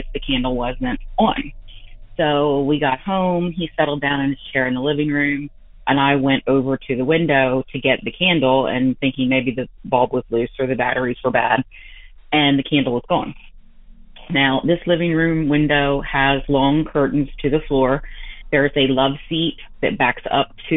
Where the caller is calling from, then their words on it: Delaware, United States; I'm calling from Delaware.